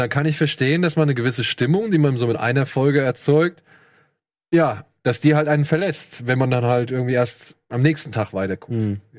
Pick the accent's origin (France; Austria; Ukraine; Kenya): France; Nee, oder, ich komme aus